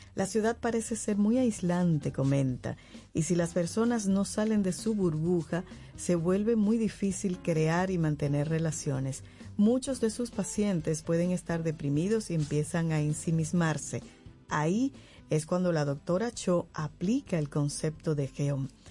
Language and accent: Spanish; Dominican Republic; now in Santo Domingo, Dominican Republic; Santo Domingo, no viví aquí, pero en mi pueblo yo pequeña era